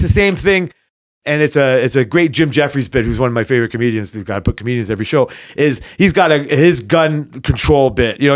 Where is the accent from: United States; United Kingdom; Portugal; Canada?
Canada; as a Canadian perspective